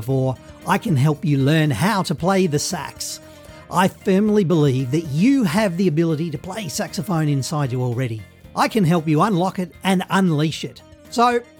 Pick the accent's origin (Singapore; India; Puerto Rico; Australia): Australia; I'm from Australia